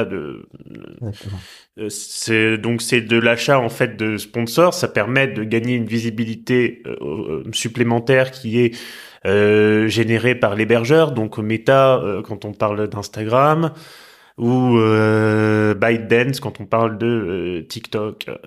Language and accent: French; Tours, Centre-Val de Loire, France; moved away; also born or lived in Rouen; c'est la ville de mon enfance où je suis à laquelle je suis vraiment profondément attaché depuis toujours. Faut savoir que moi, quand je quittais Rouen, quand j'étais petit pour retourner à Tours où j'habitais